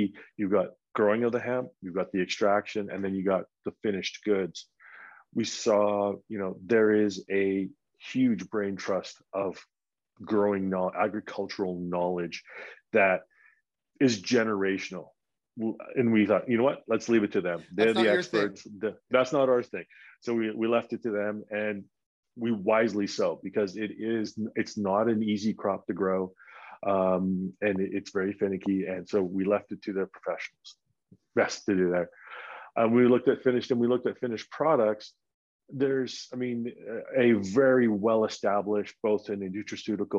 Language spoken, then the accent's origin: English; Vancouver, British Columbia, Canada; moved away as an adult; now in Colorado, United States; I'm from Vancouver